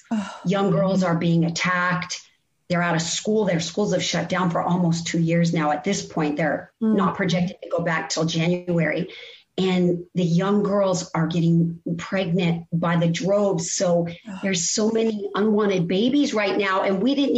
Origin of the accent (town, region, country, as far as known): Colorado, United States; born or raised there